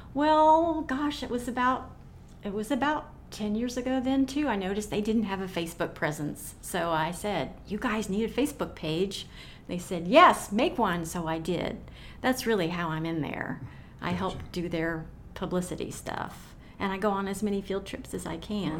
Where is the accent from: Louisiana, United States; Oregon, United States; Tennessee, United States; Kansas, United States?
Tennessee, United States; Knoxville; I grew up in South Knoxville